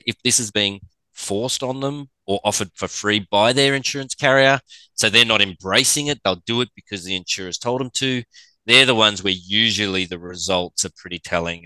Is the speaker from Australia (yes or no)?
yes; Australia; with the accent, I'm from Australia